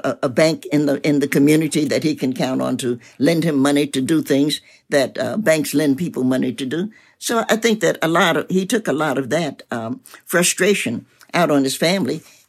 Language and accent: English; Knoxville, Tennessee, United States; also born or lived in Cincinnati, Ohio; I was born in Knoxville, as I mentioned, and my family moved to Cincinnati before I moved back to Knoxville